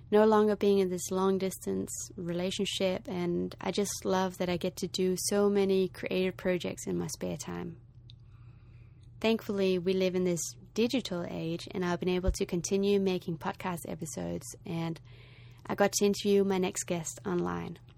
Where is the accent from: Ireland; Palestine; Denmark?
Denmark; first language Danish; English is a second language; also born or lived in Australia / United States; For those of you who know me, you know that I come from Denmark and that Danish is my first language. But I wouldn't necessarily say that I have the strongest Danish accent when I speak English.